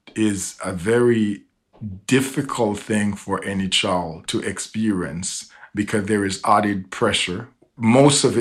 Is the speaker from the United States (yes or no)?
no; Jamaica; moved away; I was raised in a different part of the world. I grew up in Jamaica